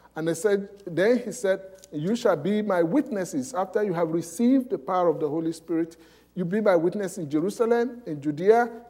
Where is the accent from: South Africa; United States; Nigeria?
Nigeria; moved away; I came from Nigeria